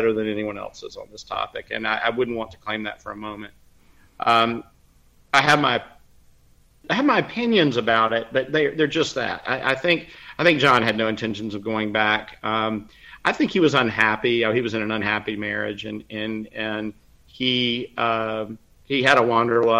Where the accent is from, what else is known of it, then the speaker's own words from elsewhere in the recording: Savannah, Georgia, United States; my hometown in Savannah, Georgia.